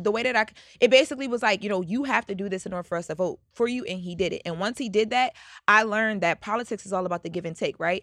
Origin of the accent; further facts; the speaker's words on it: Delaware, United States; I'm from Delaware